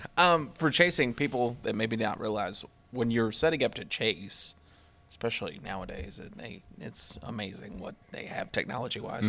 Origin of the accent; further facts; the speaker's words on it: Kentucky, United States; moved away; I grew up chasing in Kentucky